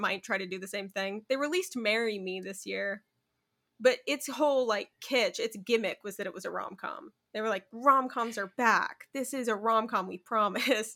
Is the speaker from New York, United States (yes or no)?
no; Arizona, United States; I'm from Arizona